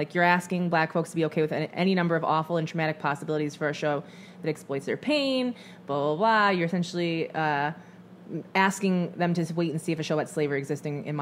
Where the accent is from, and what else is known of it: small town of Michigan, United States; born or raised there; moved away as an adult